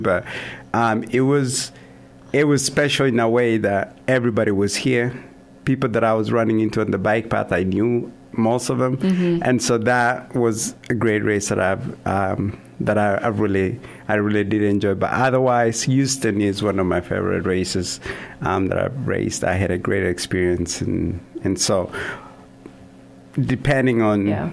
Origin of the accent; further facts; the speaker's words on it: Kenya; moved away as an adult; also born or lived in Kansas / Vermillion, South Dakota; now in Sioux Falls, United States; I'm originally from Kenya, um, a small town in the southern part of Kenya. Um, was born and raised there.